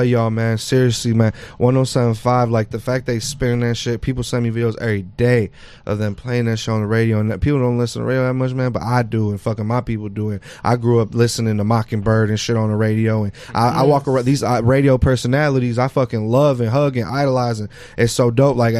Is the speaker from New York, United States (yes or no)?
no; Detroit, Michigan, United States; also born or lived in Mexico City; I'm really from Detroit